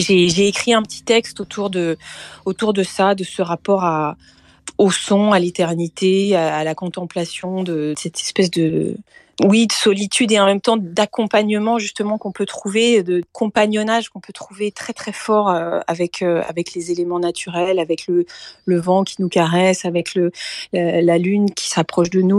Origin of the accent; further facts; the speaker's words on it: Brittany, France; c'était la Bretagne et que c'est aussi ma ma terre natale